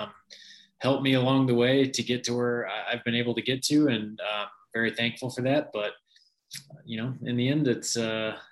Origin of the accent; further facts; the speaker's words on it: Kansas City, United States; I'm Kansas City born and raised